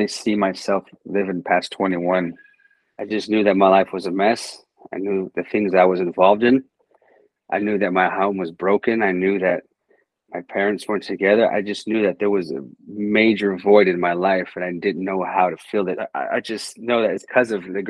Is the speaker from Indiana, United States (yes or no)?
no; Texas, United States; I grew up in Texas, great state of Texas